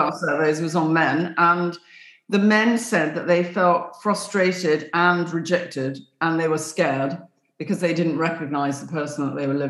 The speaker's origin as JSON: {"language": "English", "region": "England", "country": "United Kingdom", "said": "I came from England"}